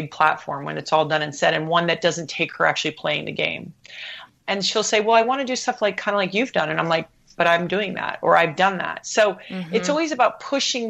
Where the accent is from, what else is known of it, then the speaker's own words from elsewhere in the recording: U.S. Virgin Islands; moved away; also born or lived in Hawaii; I grew up in the Caribbean. We had two TV channels